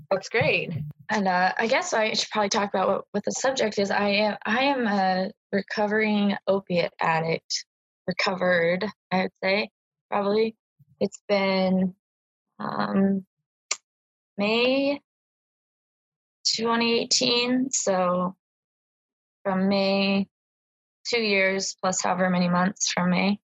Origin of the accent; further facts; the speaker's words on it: Boise, Idaho, United States; I was born here in Boise, Idaho, and uh, I moved out of the state twice, but primarily just here.